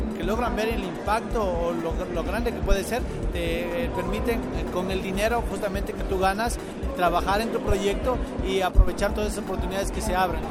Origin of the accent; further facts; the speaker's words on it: Ecuador; soy de Ecuador